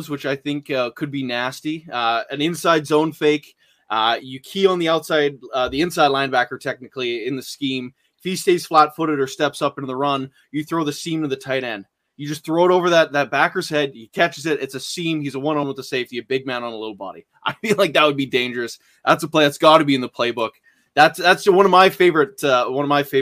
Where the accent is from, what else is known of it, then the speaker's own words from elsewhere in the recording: Canada; I'm from Canada.